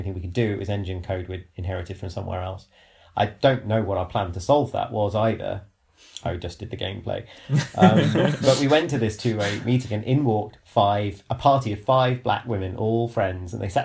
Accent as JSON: {"language": "English", "country": "United Kingdom", "said": "I'm British"}